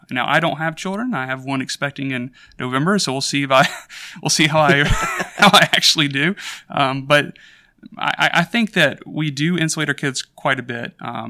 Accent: Hoover, Alabama, United States; So I grew up in Birmingham, Alabama, in a suburb called Hoover. We were in a few other places before that, but that was pretty much my childhood.

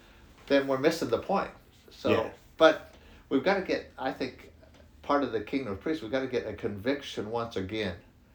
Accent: United States; moved away; I'm from the States originally. You can tell by my accent.

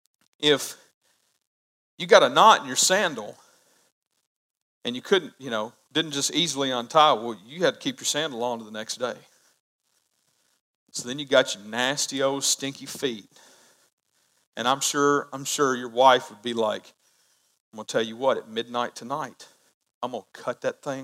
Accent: United States; I love being an American citizen

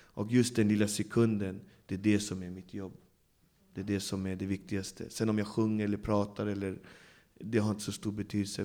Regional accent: Botkyrka, Stockholm County, Sweden; jag växte upp i Alby där det bor, jag vet inte hur många nationaliteter, men hela världen bor där

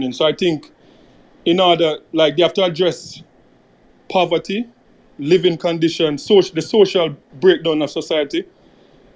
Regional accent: Jamaica; when I was young growing up in Jamaica

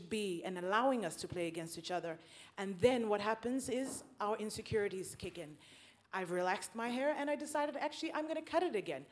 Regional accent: South Africa; moved away as an adult; now in Norway; And I have recently moved to Norway. I'm from South Africa.

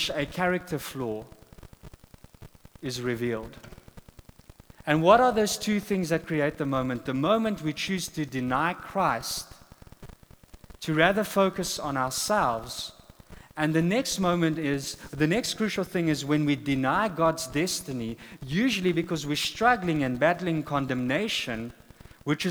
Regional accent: South Africa; first language Afrikaans; English is a second language; moved away as an adult; now in United States; we come from South Africa

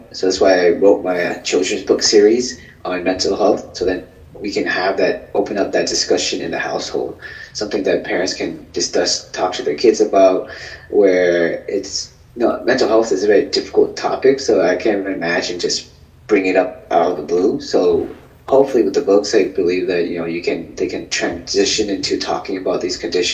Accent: Vietnam; I'm Vietnamese.

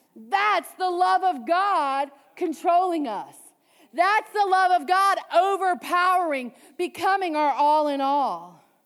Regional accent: Cajun, Louisiana, United States; I'm Cajun

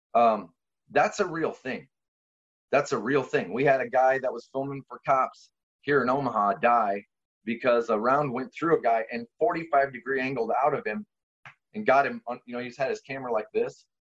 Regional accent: Poland; now in United States; i'm polish

